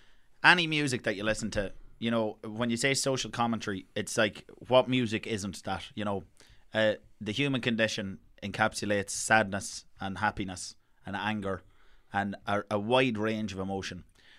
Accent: Ireland; I think particularly as Irish people, we have a bit of self-hate that comes out even when you hear somebody singing in your accent.

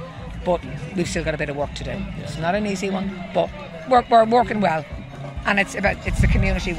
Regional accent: Balbriggan, County Dublin, Ireland; I grew up in Balbriggan when it was maybe 3,000 people.

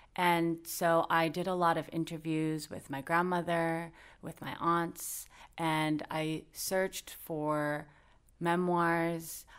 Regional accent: United States; growing up in the United States

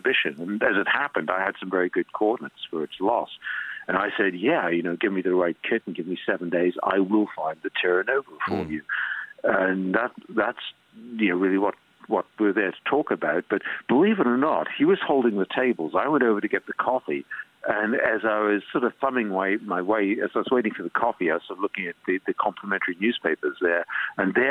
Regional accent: Stanley, Falkland Islands; also born or lived in New Island, Falkland Islands; I was brought up in Port Stanley, but also spent all my time in one of the outlying islands called New Ireland

